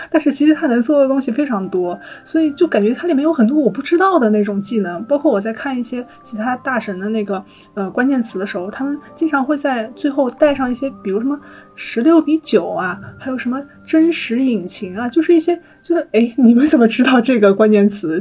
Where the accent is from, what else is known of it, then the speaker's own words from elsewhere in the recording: China; 她对于我们中国人来说已经是一个家喻户晓的一个文化符号了